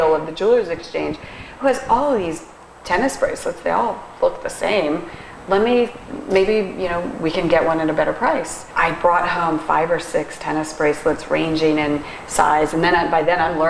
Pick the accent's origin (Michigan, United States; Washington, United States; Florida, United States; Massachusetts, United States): Florida, United States; Fort Lauderdale; I was born and raised in Fort Lauderdale, and I went to high school at St. Thomas